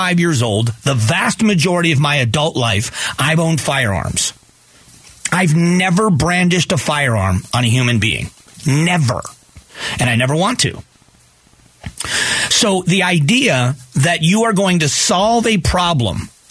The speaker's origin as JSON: {"language": "English", "town": "Fort Myers", "region": "Florida", "country": "United States", "tie": "born or raised there", "said": "my hometown of Fort Myers, Florida"}